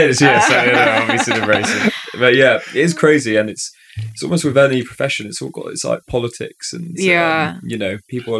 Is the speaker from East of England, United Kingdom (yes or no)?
no; Wales, United Kingdom; I'm actually Welsh, so like, you know, we're just going down the coal mines right down.